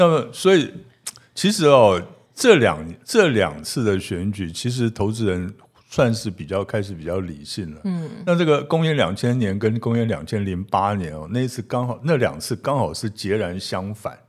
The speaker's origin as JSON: {"language": "Chinese", "region": "Pingtung County", "country": "Taiwan", "said": "哎，我们屏东人都一样，我也是这样。"}